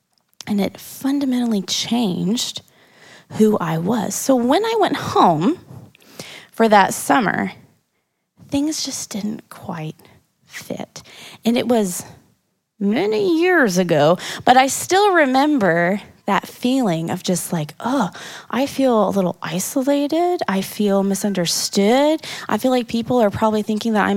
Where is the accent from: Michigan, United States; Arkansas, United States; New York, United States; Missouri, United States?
Missouri, United States; Kansas City; moved away as an adult; I ain't from around here. I'm from Kansas City, Missouri, not Kansas. But I came out here to go to college